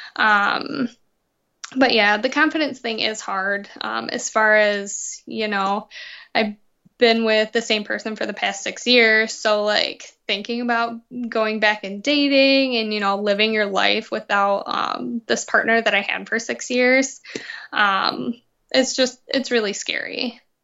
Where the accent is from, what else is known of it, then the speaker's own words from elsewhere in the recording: Muskegon, Michigan, United States; I grew up in Muskegon